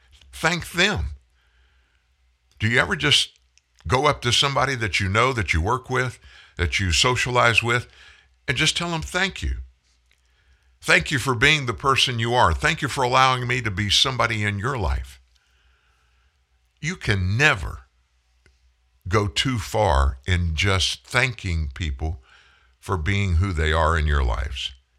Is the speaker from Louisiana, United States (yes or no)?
yes; Louisiana, United States; moved away; We came from North Louisiana, went to Indianapolis, in 1989